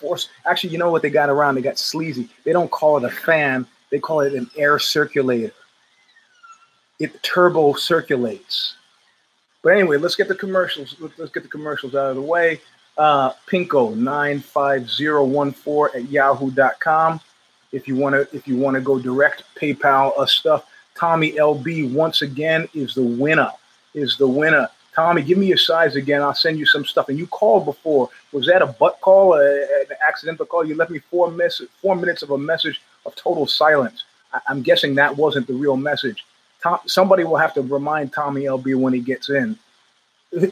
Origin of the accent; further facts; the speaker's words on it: United States; also born or lived in Northern California; I'm an American